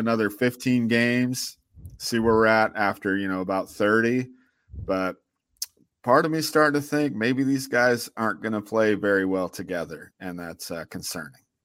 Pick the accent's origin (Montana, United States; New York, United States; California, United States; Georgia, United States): California, United States; Sacramento; I grew up in South Sac